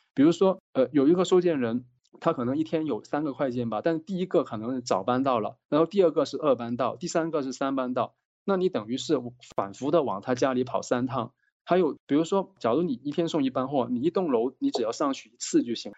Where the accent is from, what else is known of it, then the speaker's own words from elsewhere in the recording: Guangdong, China; now in Beijing, China; 我是广东人。我现在在北京